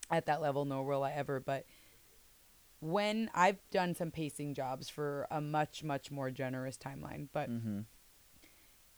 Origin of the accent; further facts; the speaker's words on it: Bay Area, California, United States; I'm from the Bay Area. My mom lives in Roseville.